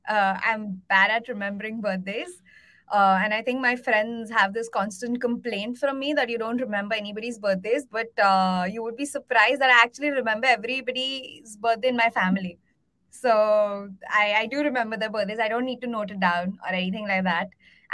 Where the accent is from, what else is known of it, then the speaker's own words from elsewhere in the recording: India; I was born and brought up in India.